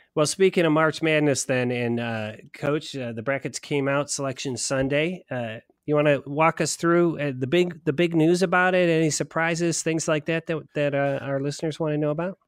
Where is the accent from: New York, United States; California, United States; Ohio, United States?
Ohio, United States; Westerville; here in, in my hometown of West Vale, Ohio